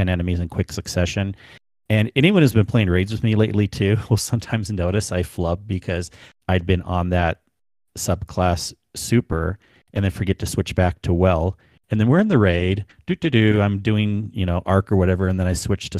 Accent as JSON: {"language": "English", "region": "Southern California", "country": "United States", "said": "I come from Southern California."}